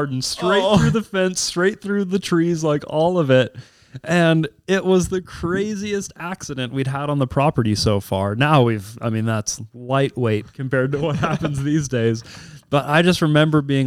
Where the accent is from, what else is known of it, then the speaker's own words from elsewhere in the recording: Clark Fork, Idaho, United States; I grew up in Clark Fork